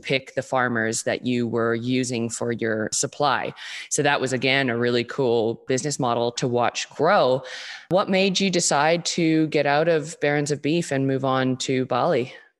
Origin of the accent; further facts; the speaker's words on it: Vancouver, British Columbia, Canada; born and raised in Vancouver, B C, like myself